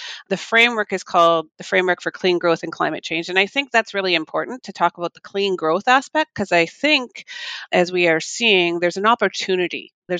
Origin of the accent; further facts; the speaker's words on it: Saskatoon, Saskatchewan, Canada; now in Dallas, United States; I grew up in Western Canada, so I have to say I feel very much at home here in Texas. I grew up in Saskatoon, Saskatchewan, which I always say is not only fun to say, but it's a great place to grow up. But it's in the prairies, big open skies.